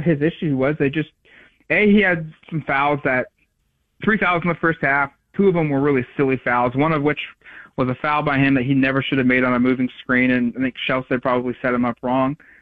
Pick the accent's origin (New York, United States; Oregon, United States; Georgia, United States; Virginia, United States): Oregon, United States; Eugene; I grew up in Eugene.